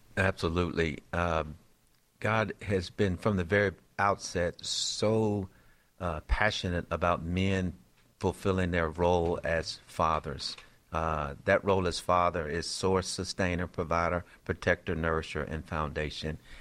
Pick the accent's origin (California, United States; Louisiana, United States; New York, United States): Louisiana, United States; Shreveport; Born and raised in Shreveport, Louisiana.